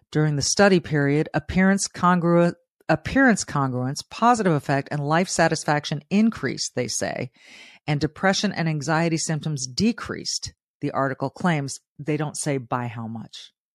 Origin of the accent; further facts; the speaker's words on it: Southern California, United States; a young Hispanic girl growing up in Southern California with not much